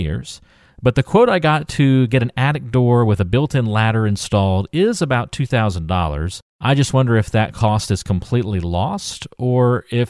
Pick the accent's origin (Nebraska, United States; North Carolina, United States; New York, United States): North Carolina, United States; Greensboro; I have northerner parents, but was born and raised in Greensboro.